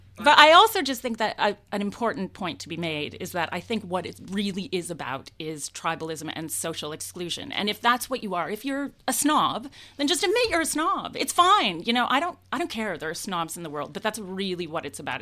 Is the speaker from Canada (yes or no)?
yes; Canada; now in London, United Kingdom; a Canadian living in London